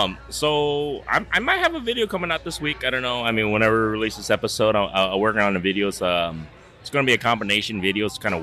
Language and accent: English; Iowa, United States; Not just because I'm from Iowa